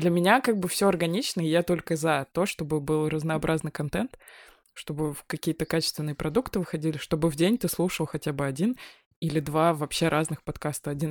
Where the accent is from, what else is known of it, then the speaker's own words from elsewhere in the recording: Moscow, Russia; Да не выхожу я на ваши улицы, блядь. Я москвич.